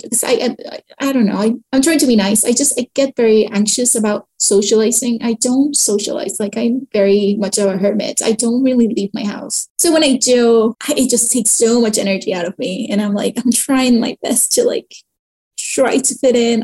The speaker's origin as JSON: {"language": "English", "country": "Mexico", "also_born_or_lived": "Canada", "moved": "as an adult", "said": "when i moved back to Mexico from Canada"}